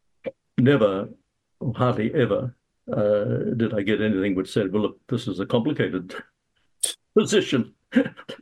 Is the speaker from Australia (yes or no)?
yes; Australia; now in New Zealand; I'm born in Australia